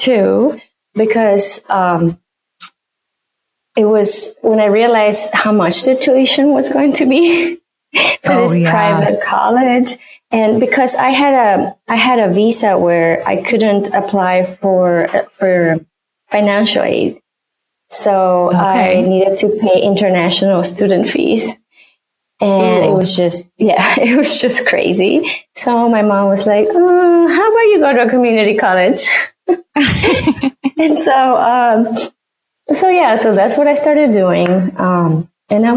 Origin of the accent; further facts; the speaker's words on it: Mexico; moved away as an adult; now in Chicago, United States; I grew up in Mexico, and I moved when I was almost 20.